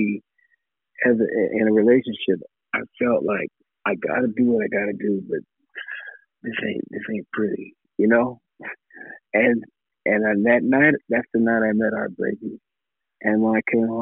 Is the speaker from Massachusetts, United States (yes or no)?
yes; Amherst, Massachusetts, United States; moved away; I'm from Amherst, Massachusetts